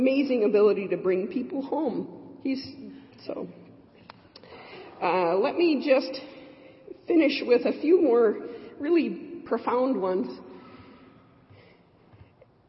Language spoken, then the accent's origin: English; Michigan, United States; I'm from Michigan.